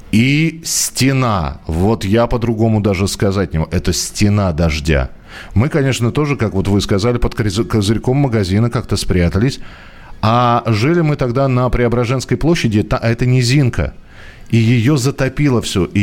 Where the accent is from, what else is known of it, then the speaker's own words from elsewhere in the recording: Vologda, Vologda Oblast, Russia; now in Saint Petersburg, Russia; Давно живу в Санкт-Петербурге, а родилась и выросла в Вологде.